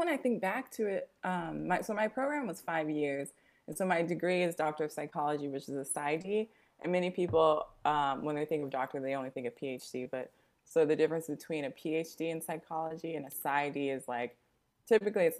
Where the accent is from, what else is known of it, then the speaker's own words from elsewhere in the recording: Las Vegas, Nevada, United States; moved away as an adult; now in Oakland, United States; I'm actually from Las Vegas, but I've been in the Bay since 2013